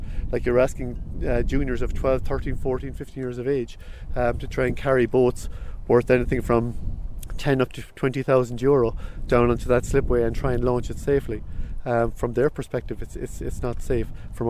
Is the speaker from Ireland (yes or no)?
yes; Fermoy, Munster, Ireland; I grew up in Fomoy